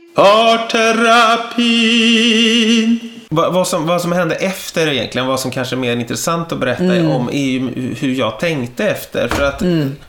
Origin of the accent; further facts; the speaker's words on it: Täby, Stockholm County, Sweden; Jag är ju uppvuxen i Täby från början